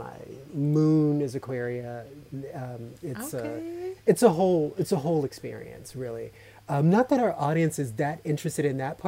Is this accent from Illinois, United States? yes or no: no; right outside of Richmond, Virginia, United States; I grew up in Virginia, right outside of Richmond